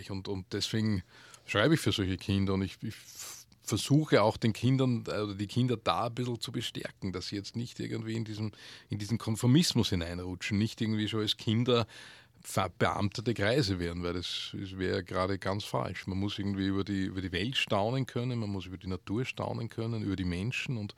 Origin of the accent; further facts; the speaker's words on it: Upper Austria, Austria; ursprünglich bin ich, auch, bin ich aus Oberösterreich. Äh, Oberösterreich ist eine sehr, ja, sehr sprachlose Gegend eigentlich.